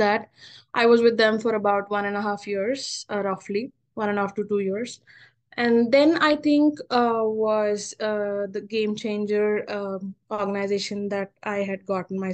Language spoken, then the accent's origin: English; Hyderabad, Telangana, India; moved away as an adult; now in United States; I'm your typical Telugu pilla from Hyderabad